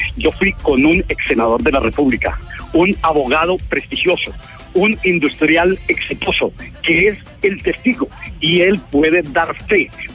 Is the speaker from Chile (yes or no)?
no; Paipa, Boyacá, Colombia; yo soy boyacense, ustedes lo saben, soy de Paipa, a mucho honor